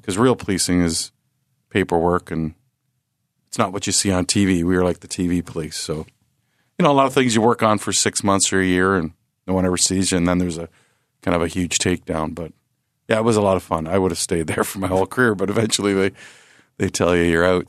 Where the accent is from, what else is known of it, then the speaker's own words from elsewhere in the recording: Peterborough, Ontario, Canada; moved away; Growing up in Peterborough